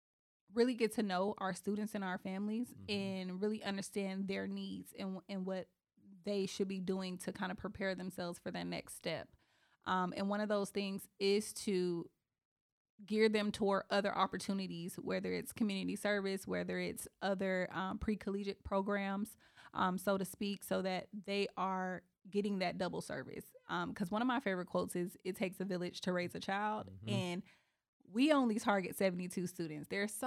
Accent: Eatonville, Florida, United States; And it's so funny because I grew up in Eatonville.

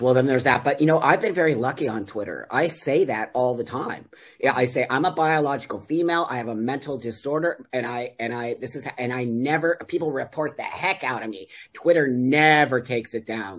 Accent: Los Angeles, California, United States; moved away as an adult; also born or lived in Mexico; I am 60 and I grew up in uh, the San Fernando Valley in, in Los Angeles, California in the 60s and 70s.

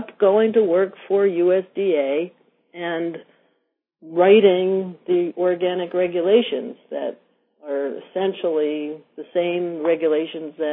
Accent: New York, United States; moved away as an adult; also born or lived in Vermont; as a former city girl, I grew up in New York

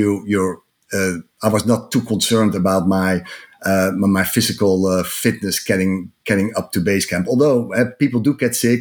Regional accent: Amsterdam, North Holland, Netherlands; English is a second language; moved away as an adult; now in United States; In my accent, you can hear that I'm not originally American. I'm from Amsterdam, but moved 15 years ago

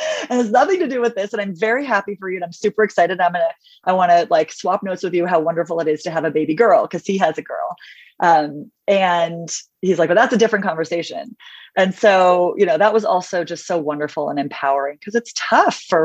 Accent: Los Angeles, California, United States; moved away as an adult; also born or lived in Washington, D.C. / San Francisco; growing up in Los Angeles

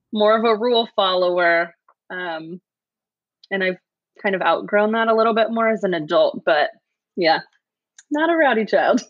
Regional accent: Sacramento, California, United States; also born or lived in Danville, California / Bay Area; I was born in the Bay Area, and then my family moved to the suburbs outside of Sac when I was seven. Seven, yeah, and uh, was raised in the burbs

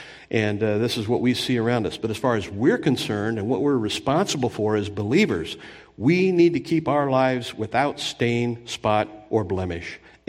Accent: California, United States; I grew up near Disneyland in Southern California. I remember when they built it in Orange County.

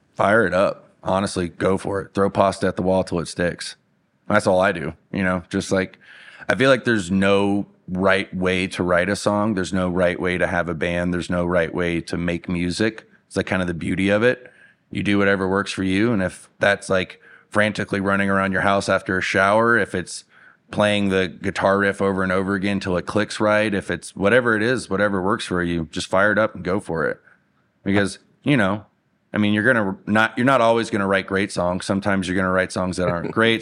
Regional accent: Louisiana, United States; moved away as an adult; now in Denver, United States; Louisiana's home

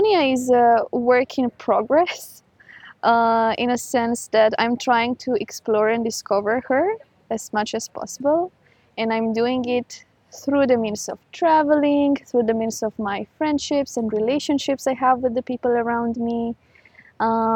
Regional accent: Romania; moved away as an adult; also born or lived in United Arab Emirates; So I'm originally from Romania. I lived there for 19 years and then I moved to the UAE.

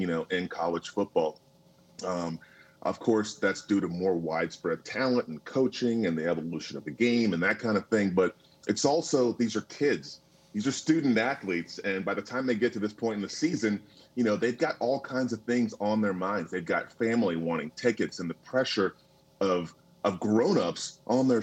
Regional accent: Tallahassee, Florida, United States; I grew up in Tallahassee, Florida, and it was country

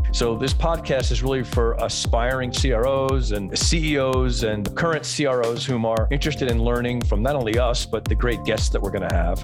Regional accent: Canada; moved away as an adult; now in Northern California, United States; I am Canadian by birth, and I spent most of my life in Canada

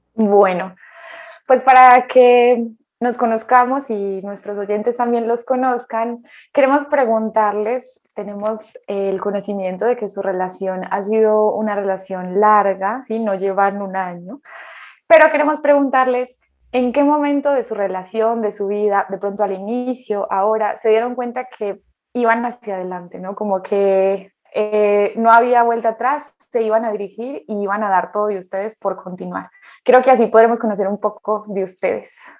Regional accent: Colombia; also born or lived in Spain; soy de Colombia y soy psicóloga

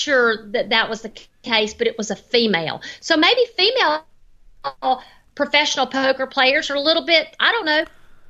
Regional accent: the South, United States; now in Henderson, United States; Henderson, Nevada now. But when he says McDonald's and Walmart and Sears and naming all these companies that I grew up with in the South, I thought, that's my kind of guy right there.

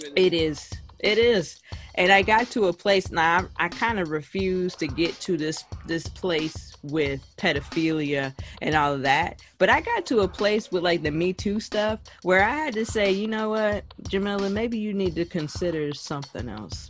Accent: Jamaica; I am Jamaican

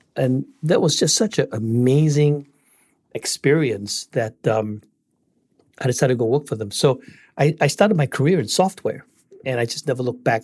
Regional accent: Singapore; moved away as an adult; also born or lived in Malaysia; now in United States; I'm from Singapore. I was born in Malaysia, and then my parents moved to Singapore when I was one year old.

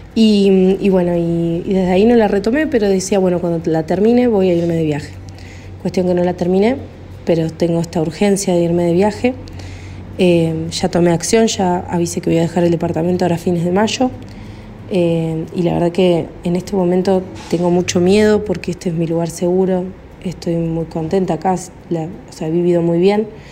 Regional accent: Córdoba, Argentina; soy de Córdoba, Argentina

